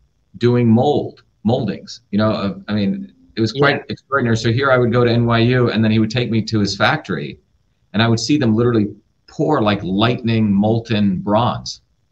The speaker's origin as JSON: {"language": "English", "country": "India", "tie": "born or raised there", "said": "because I had a deep interest in medicine growing up in India, watching my grandmother, who was a traditional healer."}